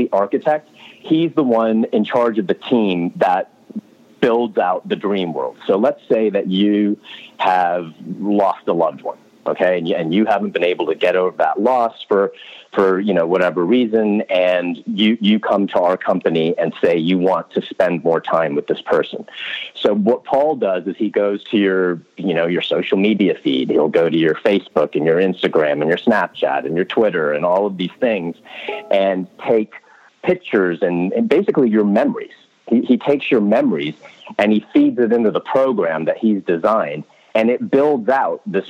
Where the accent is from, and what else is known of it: United States; accent: American